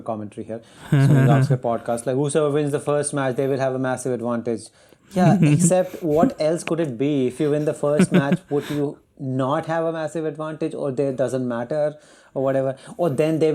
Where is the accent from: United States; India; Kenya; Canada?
India; we are Indian